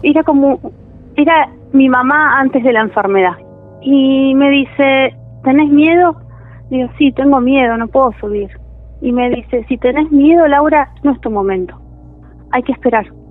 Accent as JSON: {"language": "Spanish", "town": "Tigre", "region": "Buenos Aires Province", "country": "Argentina", "tie": "born or raised there", "said": "vivo en Tigre, toda mi vida viví en Tigre"}